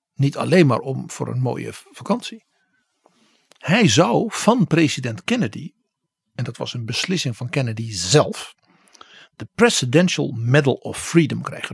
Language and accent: Dutch; Netherlands; als Nederlander